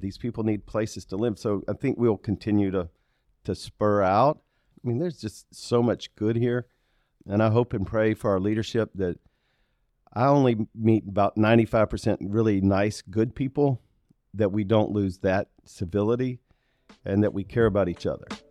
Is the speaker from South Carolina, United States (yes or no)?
yes; Aiken, South Carolina, United States; now in Charlotte, United States; I grew up in Aiken